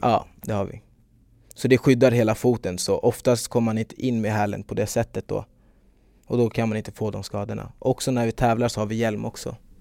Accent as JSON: {"language": "Swedish", "town": "Stockholm", "region": "Stockholm County", "country": "Sweden", "said": "jag är från Stockholm"}